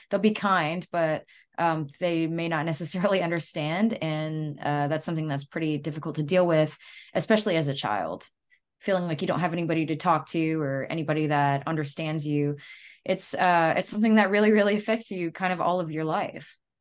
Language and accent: English; Louisiana, United States; we're from Louisiana